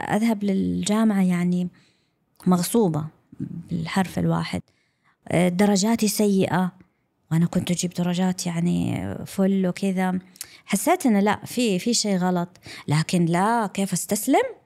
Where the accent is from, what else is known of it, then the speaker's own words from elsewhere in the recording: Saudi Arabia; first language English; Arabic is a second language; also born or lived in London, United Kingdom / Brighton, United Kingdom / Eastbourne, United Kingdom; أنا لما رجعنا للسعودية أنا كانت لغتي الأم هي اللغة الإنجليزية واللهجة البريطانية